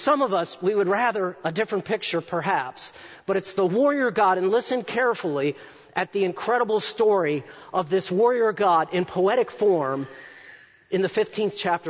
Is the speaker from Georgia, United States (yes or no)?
no; Baltimore, Maryland, United States; I grew up in Baltimore